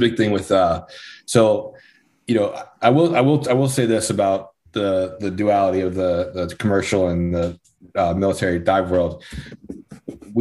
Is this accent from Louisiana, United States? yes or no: yes; Slidell, Louisiana, United States; moved away as an adult; my hometown, Slidell, Louisiana